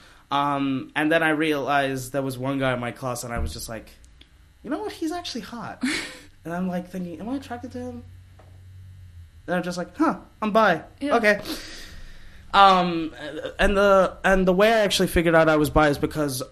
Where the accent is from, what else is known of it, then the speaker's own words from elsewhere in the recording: Hawke's Bay, New Zealand; also born or lived in Pune, India; I was born in Pune, India, 3 hour drive away from Mumbai. And then 10 months later, we moved to New Zealand. And then when I was 4 years old, we moved to Hawke's Bay.